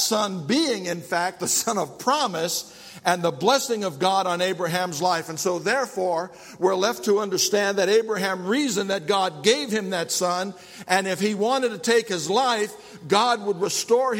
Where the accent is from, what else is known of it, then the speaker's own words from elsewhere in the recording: New York, United States; I'm from New York